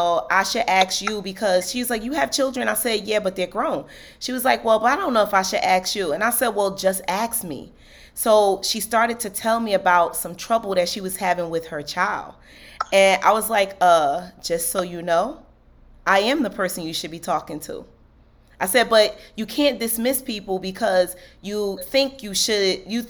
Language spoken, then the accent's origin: English; Newark, New Jersey, United States; moved away; I'm basically born and raised in Newark, New Jersey.